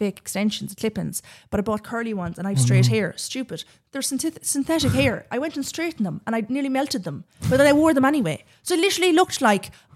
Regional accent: Leinster, Ireland; I'm come from Laois and family are from Laois

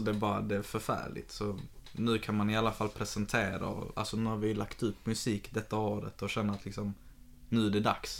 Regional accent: Malmö, Skåne, Sweden; jag är själv uppväxt i Karoli fram till att jag var typ 20

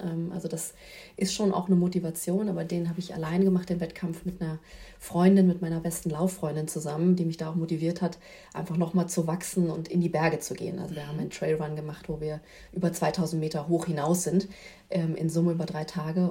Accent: Berlin, Germany; ich bin in Berlin groß geworden

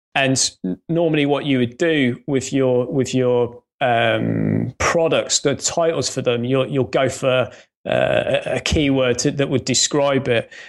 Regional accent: Coventry, West Midlands, United Kingdom; accent: faint Midlands; moved away as an adult; now in Northampton, United Kingdom; I grew up in Coventry

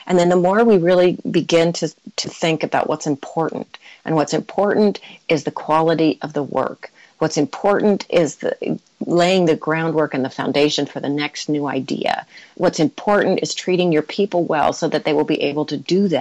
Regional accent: United States; I am American

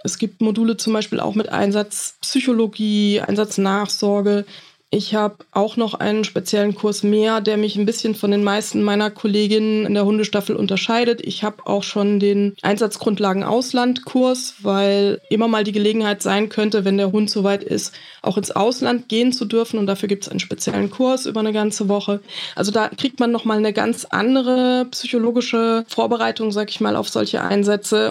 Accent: Flörsheim am Main, Hesse, Germany; Aus Flörsheim am Main, mitten im Rhein-Main-Gebiet.

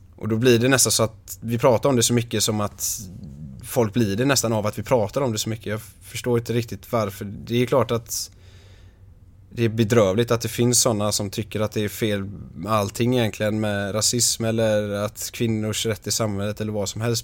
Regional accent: Ytterby, Västra Götaland, Sweden; Ytterby där jag är ifrån. en liten håla på 6000 personer

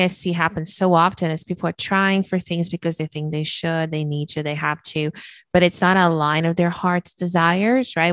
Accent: Brazil; moved away; I was born and raised in Brazil

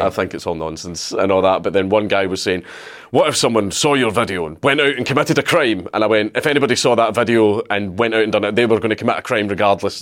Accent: Scotland, United Kingdom; I'm Scottish

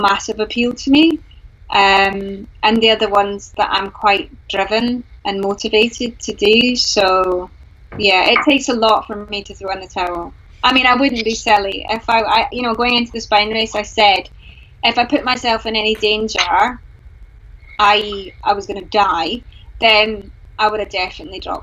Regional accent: Glasgow, Scotland, United Kingdom; I'm from Glasgow

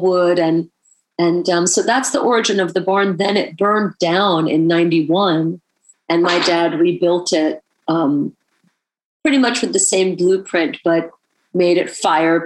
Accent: Woodstock, New York, United States; also born or lived in Los Angeles, California; I grew up in Woodstock, then Los Angeles

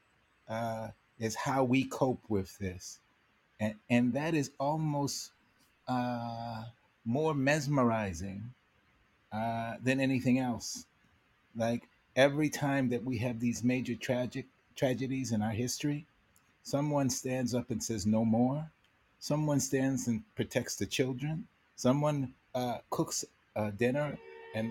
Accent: Los Angeles, California, United States; growing up in Los Angeles

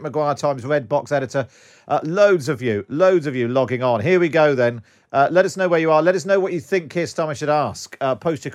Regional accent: Curry Rivel, South West England, United Kingdom; moved away; also born or lived in Stathe; I grew up in Coey Rival, Tim, and then moved to Staithe

